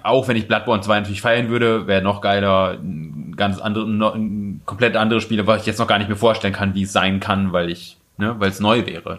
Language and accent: German; Osnabrück, Lower Saxony, Germany; moved away; da wo ich herkomme aus Osnabrück